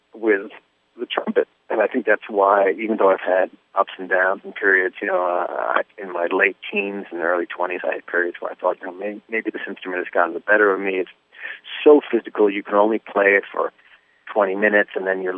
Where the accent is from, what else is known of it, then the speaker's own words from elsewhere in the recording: New York City, New York, United States; growing up in New York is pretty insane